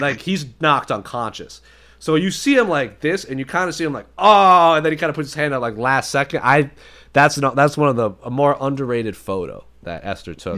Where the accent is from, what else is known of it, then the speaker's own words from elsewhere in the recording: Providence, Rhode Island, United States; I've been saying Providence, Rhode Island forever just 'cause that's my hometown